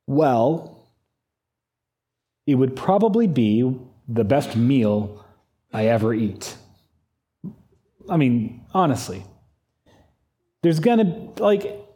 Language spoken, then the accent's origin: English; United States; I'm an American